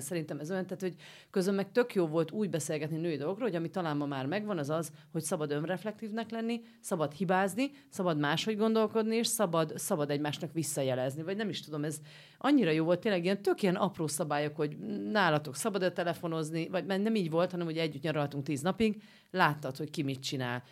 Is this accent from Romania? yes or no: yes; Romania; now in Budapest, Hungary; én Romániából Budára jutottam el szülni